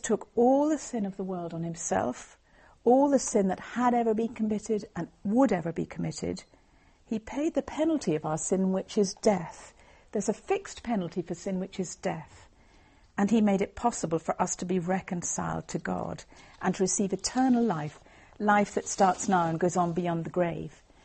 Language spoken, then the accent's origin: English; Northern Ireland, United Kingdom; I was brought up in Northern Ireland